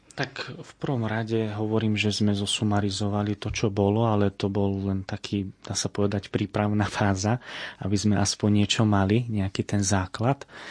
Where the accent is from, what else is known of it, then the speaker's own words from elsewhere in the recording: Fričovce, Prešov Region, Slovakia; odkiaľ pochádzam z Fričoviec